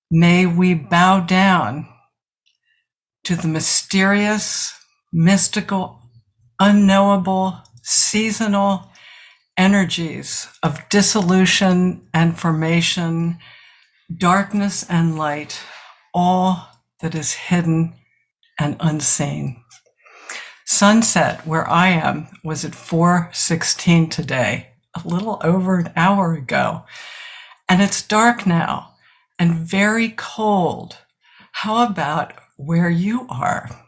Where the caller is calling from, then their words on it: South Burlington, Vermont, United States; I'm a senior student at the Village Zendo, and I'm talking from South Burlington, Vermont.